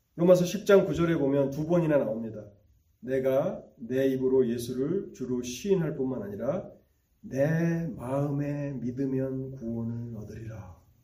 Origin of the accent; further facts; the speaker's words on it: Gyeonggi Province, South Korea; moved away; 저는 고향이 경기도인데